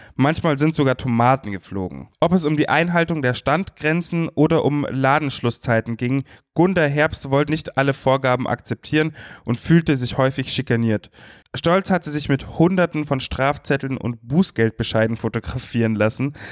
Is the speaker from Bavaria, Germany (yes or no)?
yes; Munich, Bavaria, Germany; nach Bayern, nach Minga, meiner Heimatstadt